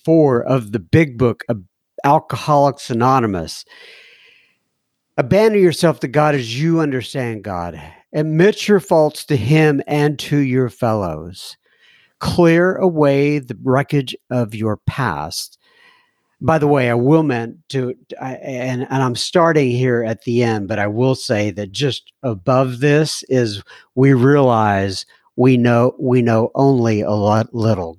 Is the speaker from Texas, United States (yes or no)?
yes; Texas, United States; I'm from Texas